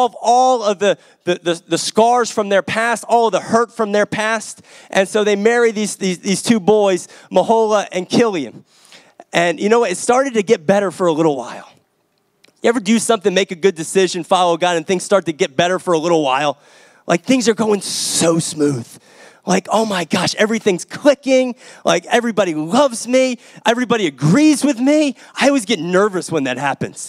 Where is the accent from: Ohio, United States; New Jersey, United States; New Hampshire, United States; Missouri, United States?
New Jersey, United States; I grew up in New Jersey